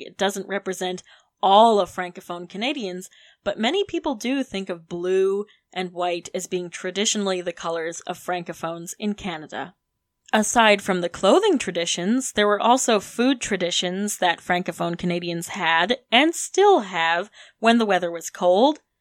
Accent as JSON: {"language": "English", "town": "Detroit", "region": "Michigan", "country": "United States", "tie": "born or raised there", "moved": "yes", "lives_now": "Charlottesville, United States", "said": "growing up in Metro Detroit"}